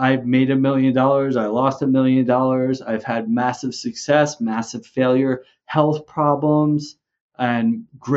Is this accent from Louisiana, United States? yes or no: no; New Jersey, United States; moved away as an adult; also born or lived in Vermont; now in Mexico; I grew up originally in New Jersey